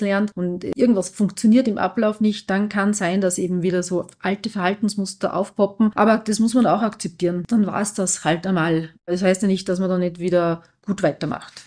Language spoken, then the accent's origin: German; Austria; bei uns in Österreich